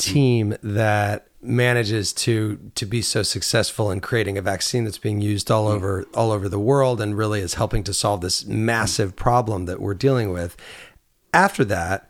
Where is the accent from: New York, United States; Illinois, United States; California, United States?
Illinois, United States; Champaign-Urbana; moved away; also born or lived in Provincetown, Massachusetts; you came to my hometown of Champaign-Urbana, Illinois.